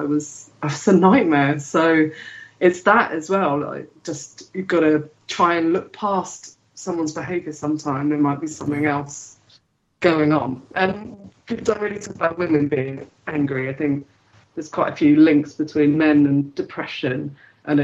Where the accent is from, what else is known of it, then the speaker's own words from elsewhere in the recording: London, United Kingdom; I grew up in London.